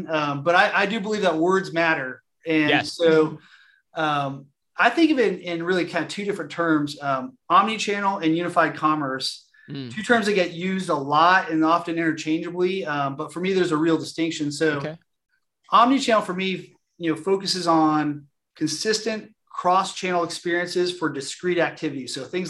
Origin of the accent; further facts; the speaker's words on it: California, United States; I grew up in Southern California, and when I came to work for Tractor Supply, my family was like, you're going to go sell tractors.